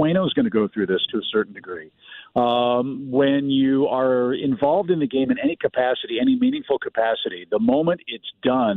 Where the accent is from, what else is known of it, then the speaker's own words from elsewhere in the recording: St. Louis, Missouri, United States; I grew up in St. Louis